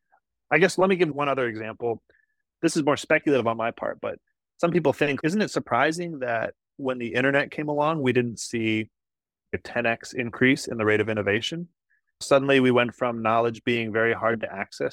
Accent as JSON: {"language": "English", "region": "Iowa", "country": "United States", "tie": "born or raised there", "said": "In my home state of Iowa, we grow a lot of corn"}